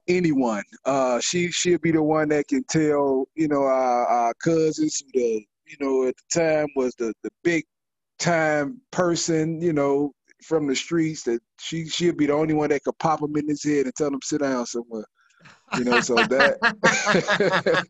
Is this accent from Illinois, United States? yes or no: yes; Chicago, Illinois, United States; as a teenage boy, you know, growing up in Chicago